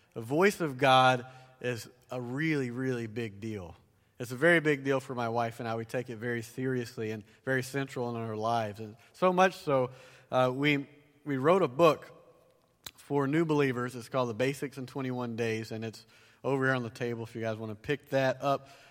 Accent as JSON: {"language": "English", "region": "the South", "country": "United States", "tie": "born or raised there", "accent": "southern", "moved": "yes", "said": "I grew up down south, if you can't tell by my accent"}